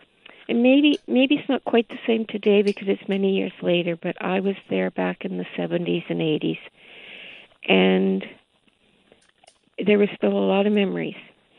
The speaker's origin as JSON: {"language": "English", "country": "Canada", "accent": "Canadian", "said": "this man starts talking to me because he recognized my Canadian accent, which, of course, we don't have one. But I was an absolute princess because I was Canadian."}